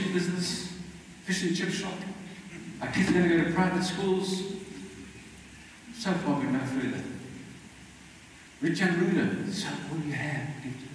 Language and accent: English; South Africa; I'm Mauritian blood, I believe, but I'm a South African.